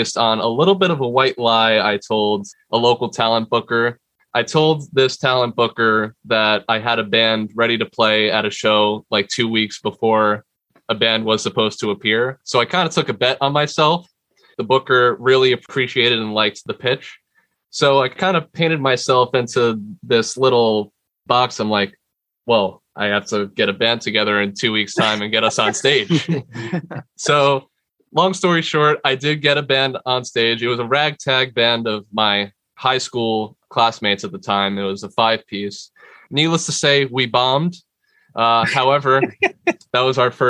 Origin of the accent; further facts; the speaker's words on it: Bayonne, New Jersey, United States; I'm from Bayonne, New Jersey